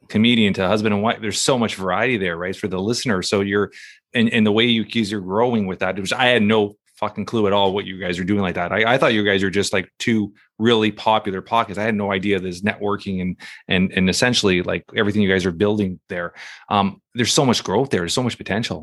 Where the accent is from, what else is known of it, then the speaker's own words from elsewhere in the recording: Canada; as a Canadian